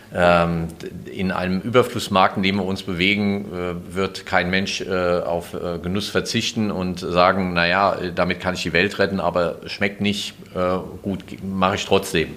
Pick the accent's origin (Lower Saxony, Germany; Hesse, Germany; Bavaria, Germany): Hesse, Germany; komme aus Hesse